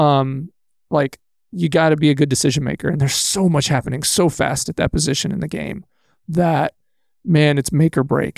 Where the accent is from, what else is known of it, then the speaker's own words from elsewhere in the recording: Texas, United States; moved away as an adult; now in Manitowoc, United States; I was born and raised in Texas.